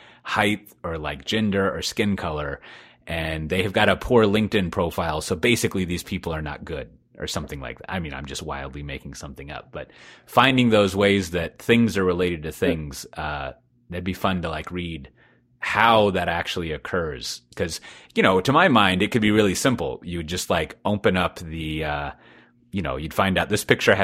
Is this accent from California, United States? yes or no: no; Texas, United States; despite being a Texan